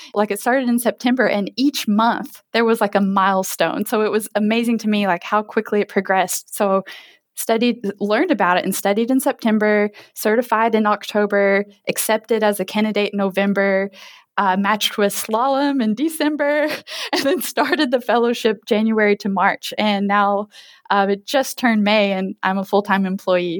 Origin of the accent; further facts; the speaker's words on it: Kentucky, United States; now in Oak Harbor, United States; I'm from Kentucky, and I currently live in Oak Harbor, Washington State